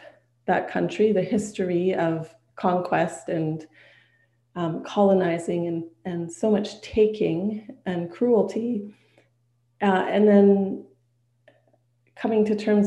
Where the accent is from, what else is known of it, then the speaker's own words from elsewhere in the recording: Whitehorse, Yukon, Canada; moved away; the Yukon, where I was born and raised, is above British Columbia and beside Alaska